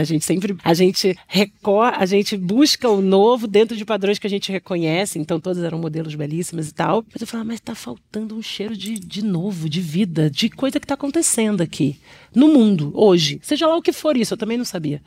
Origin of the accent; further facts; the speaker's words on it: São Paulo, Brazil; eu venho do Brasilândia